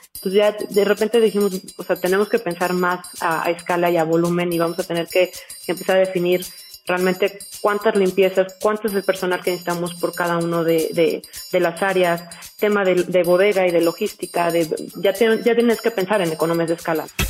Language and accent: Spanish; Mexico; soy mexicana, eh, he vivido prácticamente toda mi vida en México